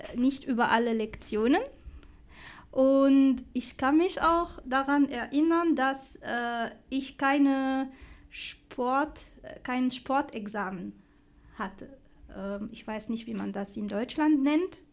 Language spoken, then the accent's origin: German; Tunisia; German is a second language; moved away as an adult; now in Dessau, Germany; ich hatte eine schöne und ruhige Kindheit äh, in Tunesien